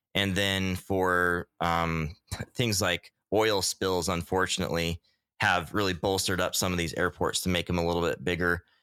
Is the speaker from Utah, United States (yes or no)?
yes; Utah, United States; now in Homer, United States; I grew up in Utah